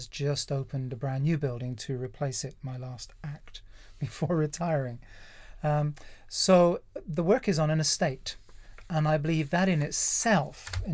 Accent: North Devon, South West England, United Kingdom; also born or lived in Kent / Hook, Surrey / Epsom Downs, Surrey; now in Surrey, United Kingdom; I'm from North Devon originally, kind of proud

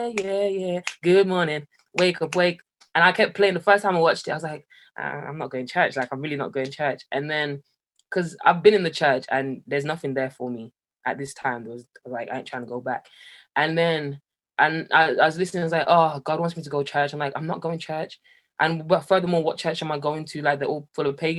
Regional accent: Jamaica; now in Birmingham, United Kingdom; I grew up in Jamaica

